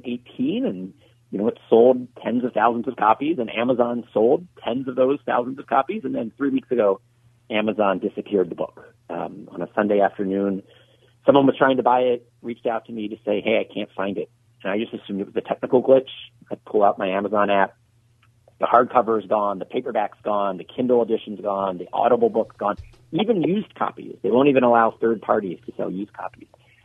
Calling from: Luckett, Virginia, United States

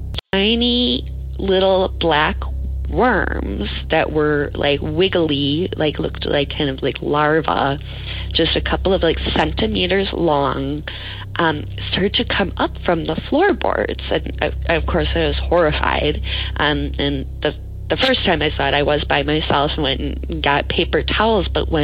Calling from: Portland, Oregon, United States; moved away as an adult; calling. I'm calling from California. I recently moved down here from Portland, Oregon.

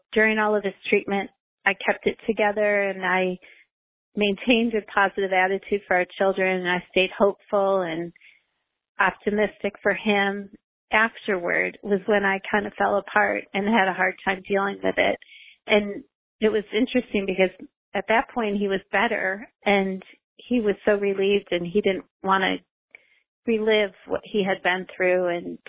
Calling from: Greensboro, North Carolina, United States; I'm calling from Greensboro, North Carolina.

